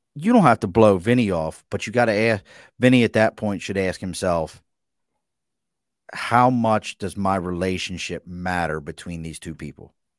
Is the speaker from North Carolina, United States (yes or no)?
no; Baltimore, Maryland, United States; I grew up in East Baltimore